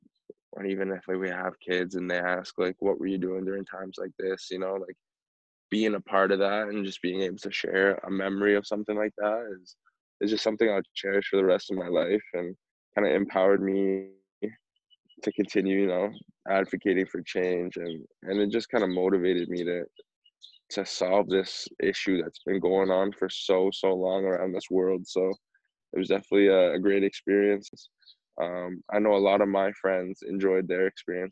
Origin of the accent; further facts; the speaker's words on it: Cambridge, Ontario, Canada; I'm from Cambridge, so that's like the next town over for me